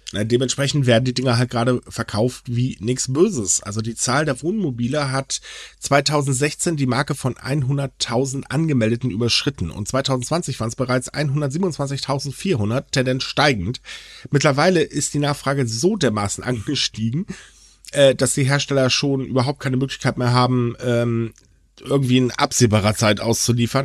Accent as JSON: {"language": "German", "region": "Northern Germany", "country": "Germany", "moved": "yes", "lives_now": "North Rhine-Westphalia, Germany", "said": "ich bin Norddeutscher"}